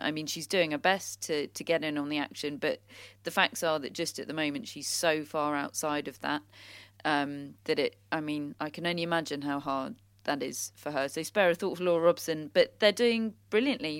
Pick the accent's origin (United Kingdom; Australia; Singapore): United Kingdom; we're British